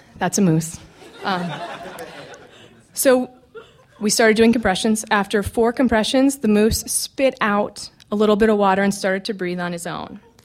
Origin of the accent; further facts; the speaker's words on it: McGrath, Alaska, United States; I grew up in McGrath, which is a small village on the Kuskokwim River in interior Alaska.